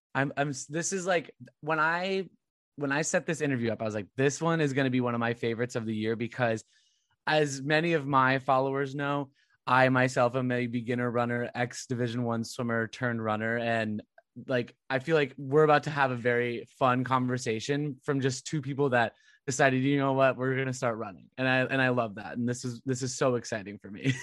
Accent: California, United States; moved away as an adult; also born or lived in Woburn, Massachusetts; I lived in Woburn, Massachusetts, and I'm originally from California

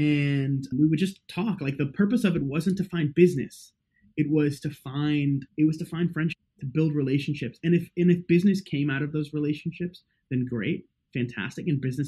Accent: New York City, New York, United States; also born or lived in India / South Africa; I was born in India and I lived in South Africa till I was about 8. And my family moved to New York City. And so, you know, technically I'm not even first generation

